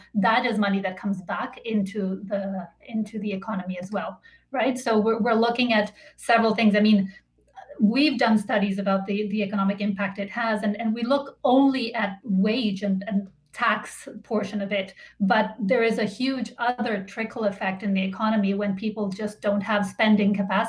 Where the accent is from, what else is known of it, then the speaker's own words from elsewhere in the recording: Colombia; now in Canada; I am an immigrant myself. I came to Canada from Colombia with my family in 2001.